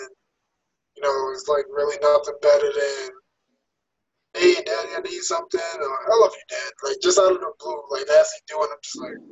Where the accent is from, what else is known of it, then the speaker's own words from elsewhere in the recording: New York City, New York, United States; also born or lived in Queens; I rap Queens hard, but, you know, I was born in Brooklyn